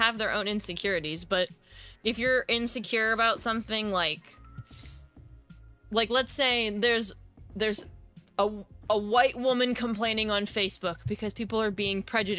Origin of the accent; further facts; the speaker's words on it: California, United States; now in Ohio, United States; I'm from California.